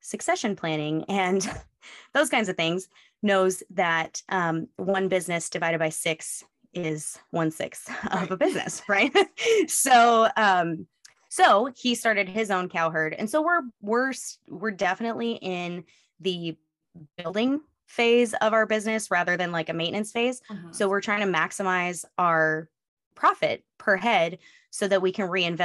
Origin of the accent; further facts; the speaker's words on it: West Coast, moved here from Oregon, United States; moved away as an adult; I grew up on the West Coast.